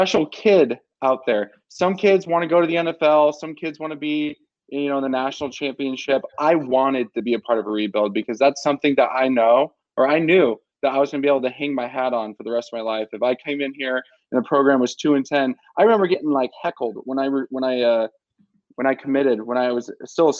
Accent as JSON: {"language": "English", "region": "Southern California", "country": "United States", "also_born_or_lived": "Tucson, Arizona", "moved": "as an adult", "said": "I'm from Southern California"}